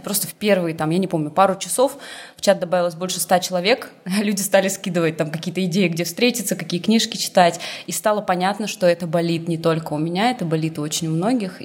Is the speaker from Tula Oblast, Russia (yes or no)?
no; Irkutsk, Irkutsk Oblast, Russia; moved away as an adult; also born or lived in Saint Petersburg / Tbilisi; now in Budapest, Hungary; Я в девятнадцать лет уехала из Иркутска, из своего родного в Питер